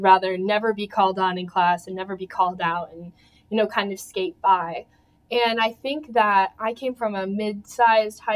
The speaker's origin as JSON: {"language": "English", "town": "Churchville", "region": "New York", "country": "United States", "said": "I'm from Churchville, which is a suburb of Rochester, just about an hour car ride away"}